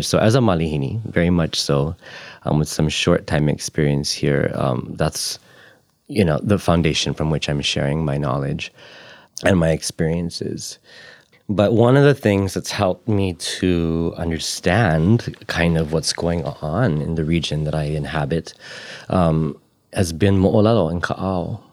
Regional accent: Ko'olaupoko, Oahu, Hawaii, United States; now in Puna, Hawaii, United States; I've only been here about a dozen or so years. I'm from Ko'olaupoko on Oahu.

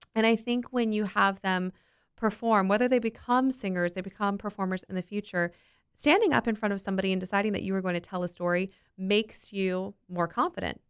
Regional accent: Winter Park, Florida, United States; I grew up in Winter Park

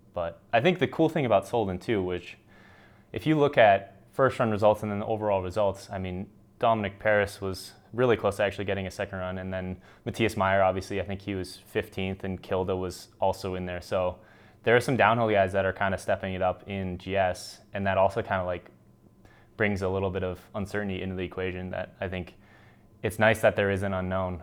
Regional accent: United States; as American ski racer

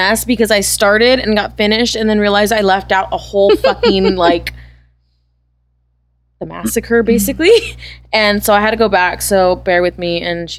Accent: North Dakota, United States; Dot com. Because I'm from North Dakota.

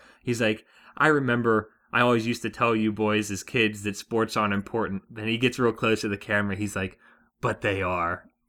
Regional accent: Pittsburgh, Pennsylvania, United States; born there; I was born in Pittsburgh, but what do I have to do with that team?

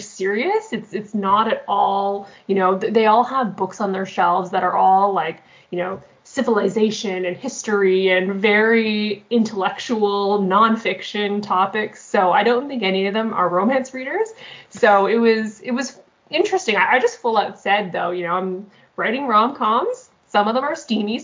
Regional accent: Canada; I'm just this Canadian author isolated way up north

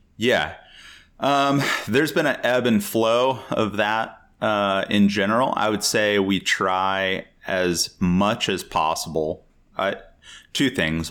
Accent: Texas, United States; moved away as an adult; also born or lived in Chicago; I grew up in Texas, and American football is basically a religion there

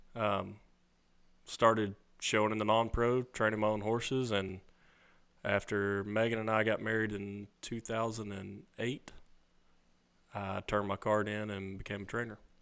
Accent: Jonesboro, Arkansas, United States; I grew up in Jonesboro, Arkansas, which is just outside of Memphis

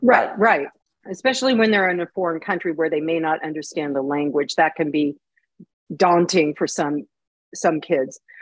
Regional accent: United States; as an American

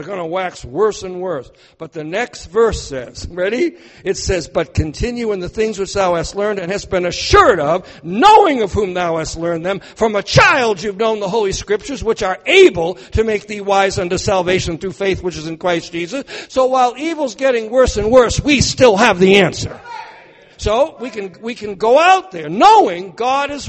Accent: New Hampshire, United States; where I'm from in New Hampshire

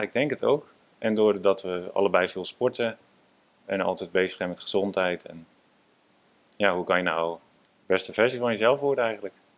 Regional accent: Amsterdam, North Holland, Netherlands; Ja, ik ben inderdaad eh, geboren in Amsterdam. En ja, altijd op een zeilschip gewoond.

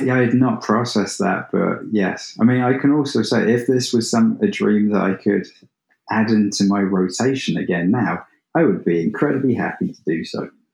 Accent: England, United Kingdom; I'm English

